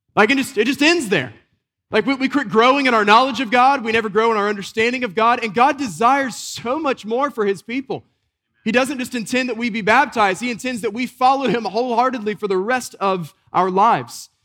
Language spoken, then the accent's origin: English; Western North Carolina, United States; a boy growing up in Western North Carolina, we'd get these deep snows